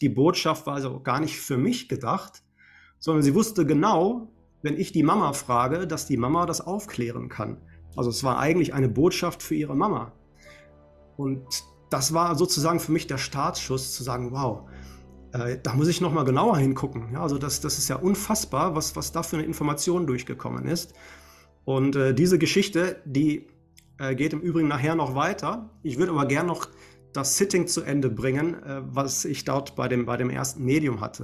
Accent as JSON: {"language": "German", "town": "Essen", "region": "North Rhine-Westphalia", "country": "Germany", "tie": "born or raised there", "said": "hier in meiner Heimatstadt in Essen"}